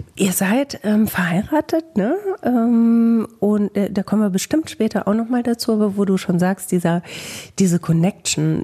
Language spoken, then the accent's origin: German; Bielefeld, North Rhine-Westphalia, Germany